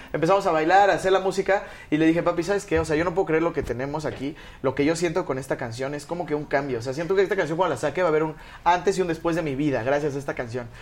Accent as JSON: {"language": "Spanish", "country": "Mexico", "said": "soy de México"}